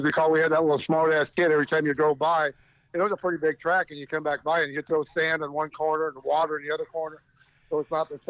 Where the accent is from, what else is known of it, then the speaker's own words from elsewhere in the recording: Simi Valley, California, United States; moved away as an adult; also born or lived in Palmdale, California; Well, I was not born in Palmdale, California. When Lindy and I got married, we moved to Palmdale. I grew up in Simi Valley, which is in the West Coast somewhere, you know, on the other side about an hour and a half from L.A.